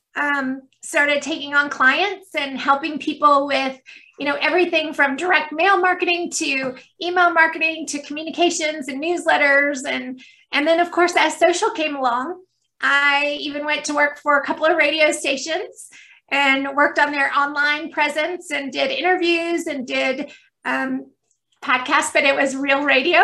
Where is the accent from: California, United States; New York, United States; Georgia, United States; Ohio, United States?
Georgia, United States; Stone Mountain; I've grown up in Georgia. I've been here my entire life. So, you know, definitely Southern